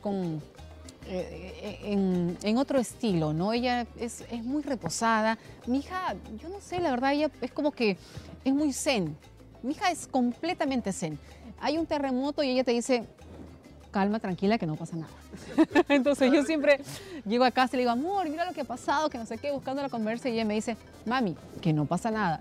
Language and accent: Spanish; Cutervo, Cajamarca, Peru; now in Lima, Peru; Entonces yo soy de Cuterbo, pero tampoco soy de la capital. Soy de un caserío que está a un día de Cuterbo